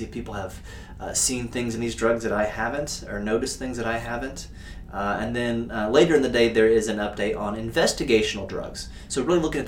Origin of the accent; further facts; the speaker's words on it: Indiana, United States; moved away; going to work in my home state of Indiana